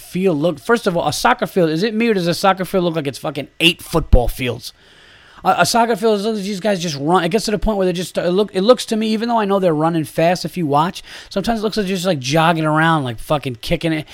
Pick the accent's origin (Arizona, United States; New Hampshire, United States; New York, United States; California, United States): New York, United States; I am a New Yorker